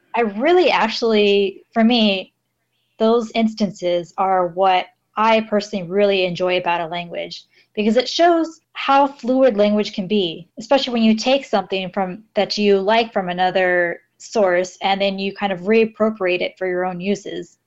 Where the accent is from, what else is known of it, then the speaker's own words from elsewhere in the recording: Los Angeles, California, United States; moved away as an adult; now in Yurihonjo, Japan; I come from Los Angeles in California